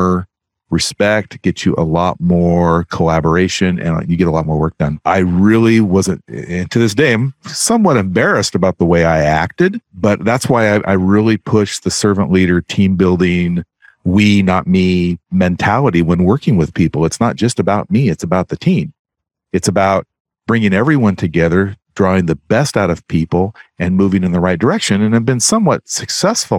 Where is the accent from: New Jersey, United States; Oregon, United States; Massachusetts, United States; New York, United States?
Oregon, United States; Eastern; I grew up in Eastern Oregon